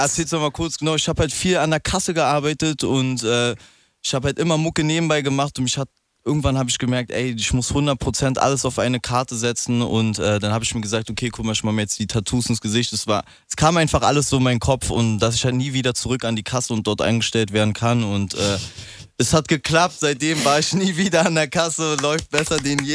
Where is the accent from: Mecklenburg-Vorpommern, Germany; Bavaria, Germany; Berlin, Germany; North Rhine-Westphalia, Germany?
Berlin, Germany; Ich bin ja Berliner